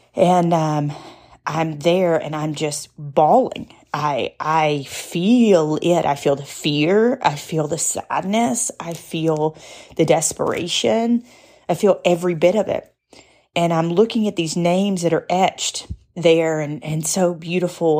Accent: United States; I'm an American.

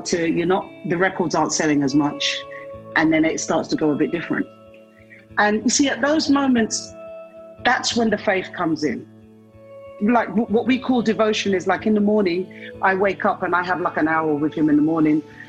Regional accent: London, United Kingdom; I was born in London

